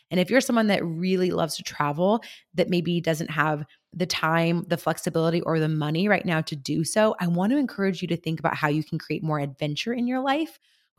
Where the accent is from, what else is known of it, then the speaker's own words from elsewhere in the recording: San Luis Obispo, California, United States; I finally hosted my very first Climb Women's Retreat right here in my hometown of San Luis Obispo.